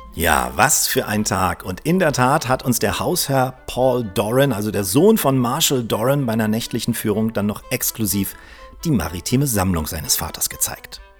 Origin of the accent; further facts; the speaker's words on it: Northern Germany, Germany; wir als Norddeutsche